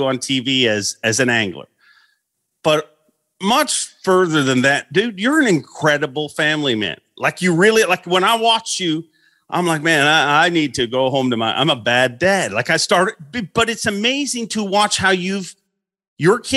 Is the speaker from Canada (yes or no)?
yes; Canada; I'm a Canadian kid at home